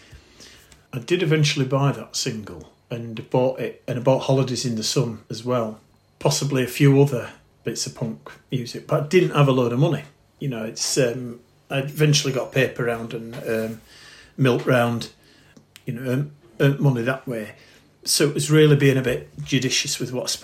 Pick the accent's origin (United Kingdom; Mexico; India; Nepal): United Kingdom; Bradford, Yorkshire and the Humber; around the time when I was 13, I was living in Bradford, hence my accent.